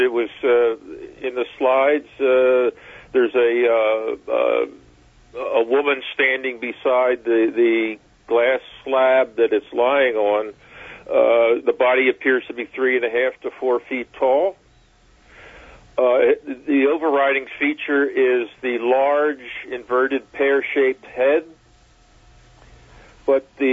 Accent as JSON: {"language": "English", "town": "Philadelphia", "region": "Pennsylvania", "country": "United States", "tie": "born or raised there", "said": "I'm a city fellow, born and raised in Philadelphia."}